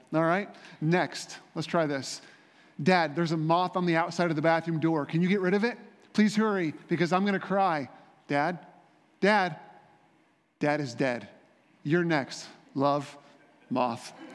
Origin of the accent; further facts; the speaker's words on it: Indiana, United States; I grew up in Indiana